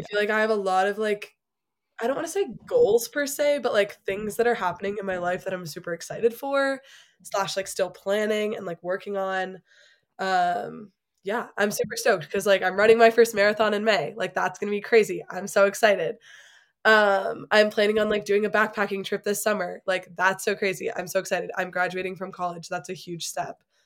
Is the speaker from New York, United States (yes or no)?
no; Chicago, Illinois, United States; moved away as an adult; now in Colorado Springs, United States; I'm originally from Chicago